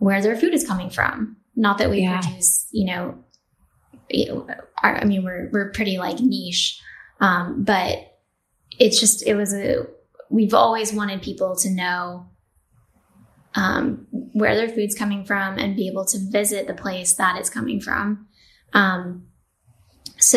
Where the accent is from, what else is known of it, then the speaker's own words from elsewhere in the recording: New Mexico, United States; So I'm from New Mexico. I grew up in a farming family.